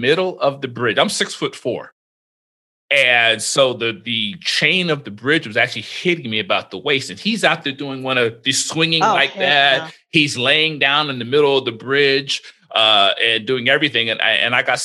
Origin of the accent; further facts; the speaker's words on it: Florida, United States; also born or lived in Spain; I grew up in Florida.